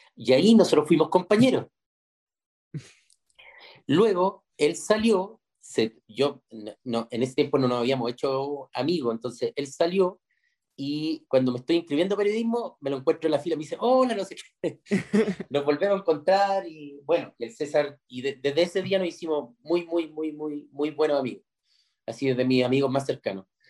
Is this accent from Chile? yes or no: yes; Chile